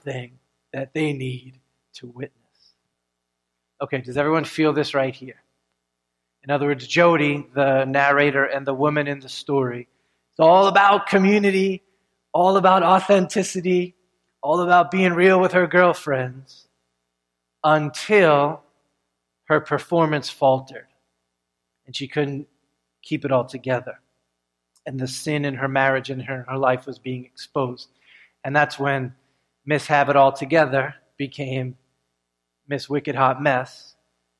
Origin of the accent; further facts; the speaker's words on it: United States; as Americans